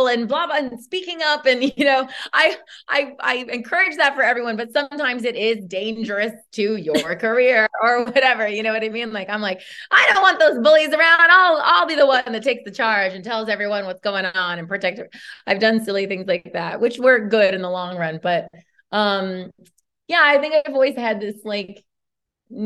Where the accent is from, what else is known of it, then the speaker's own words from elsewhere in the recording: Modesto, California, United States; moved away; even though George Lucas is from my hometown